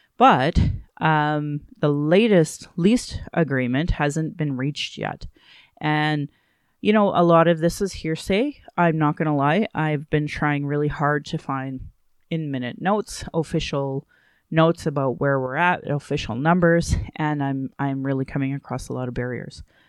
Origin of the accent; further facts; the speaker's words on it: Calgary, Alberta, Canada; also born or lived in Fort McMurray / Sylvan Lake; I was born and raised here